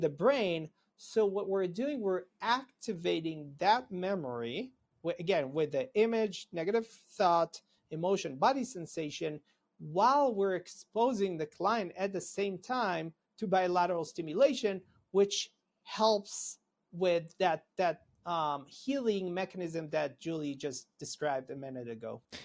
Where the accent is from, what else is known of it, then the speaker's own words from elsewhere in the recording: Israel; moved away as an adult; now in United States; I'm originally from Israel.